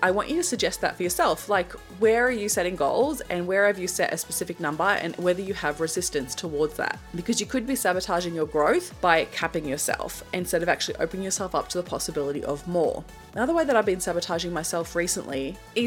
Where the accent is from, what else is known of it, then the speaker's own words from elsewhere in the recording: Australia; as an Australian